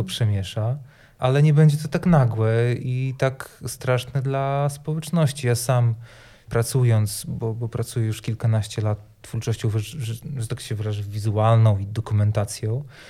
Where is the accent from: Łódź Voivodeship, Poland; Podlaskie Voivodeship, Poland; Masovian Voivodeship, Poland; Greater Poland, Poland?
Podlaskie Voivodeship, Poland; Sejny; now in Białystok, Poland; pochodzę z małego miasteczka, które nazywa się Sejny, z którego też wyjechałem